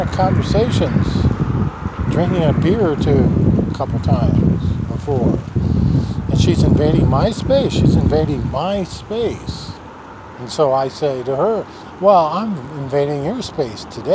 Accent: Nebraska, United States; This is my home state.

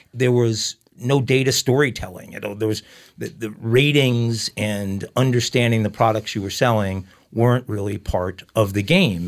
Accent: Long Island, New York, United States; also born or lived in Islip, New York / Babylon, New York; I grew up in Long Island

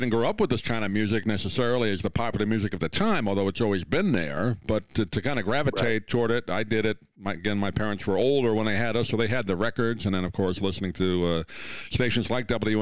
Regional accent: New York City, New York, United States; I grew up there

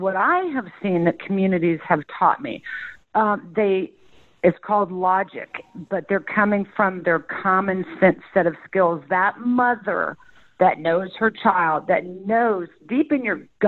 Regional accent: Midwest, United States; I was born and raised in the Midwest

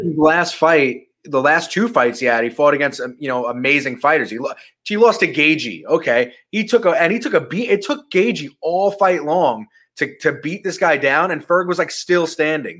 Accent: Long Island, New York, United States; I'm from Long Island

